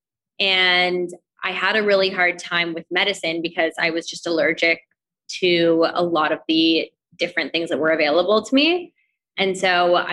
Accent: Toronto, Ontario, Canada; now in New York, United States; I grew up in Toronto, Canada, and I had a really great childhood

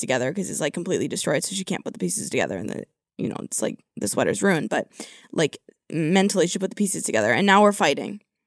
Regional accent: California, United States; I'm from California

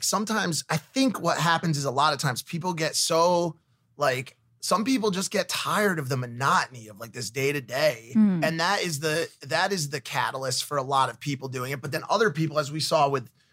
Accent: Connecticut, United States; I'm from Connecticut, like not far from Newtown.

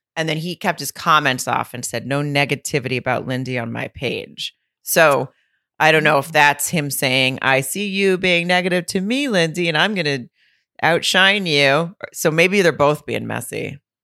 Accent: Fayetteville, Arkansas, United States; my hometown of Fayetteville

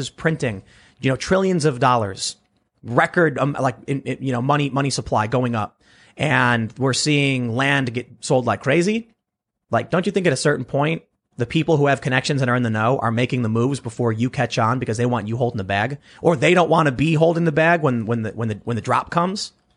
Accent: United States; I'm from America

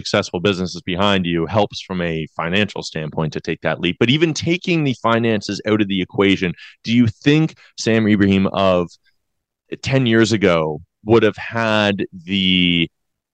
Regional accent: London, Ontario, Canada; moved away as an adult; my hometown NBL team, the London Lightning.

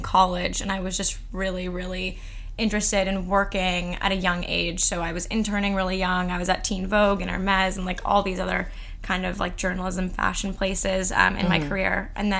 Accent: Beverly Hills, California, United States; moved away as an adult; now in New York, United States; I grew up in Beverly Hills.

